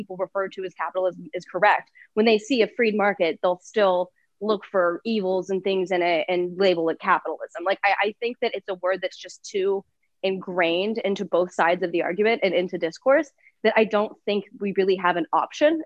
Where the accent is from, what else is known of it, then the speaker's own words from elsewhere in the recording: Ohio, United States; now in Texas, United States; I'm from Ohio